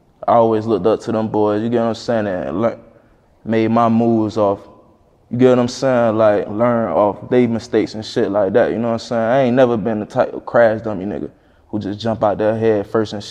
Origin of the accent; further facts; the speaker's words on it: Miami, Florida, United States; you could say I'm from Brown Sub